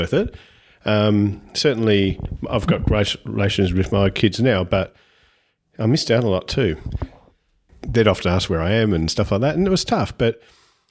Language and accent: English; Lara, Victoria, Australia; I grew up in Lara, so I'm a Lara born and bred guy. I'm still there